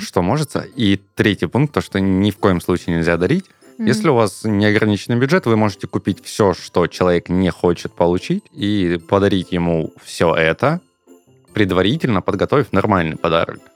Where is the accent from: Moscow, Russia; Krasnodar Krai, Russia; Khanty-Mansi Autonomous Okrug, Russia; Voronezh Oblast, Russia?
Krasnodar Krai, Russia; Krasnodar; я из Краснодара